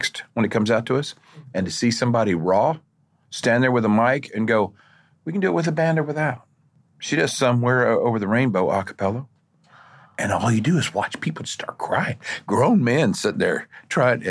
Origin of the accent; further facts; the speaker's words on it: Oklahoma, United States; I'm from Oklahoma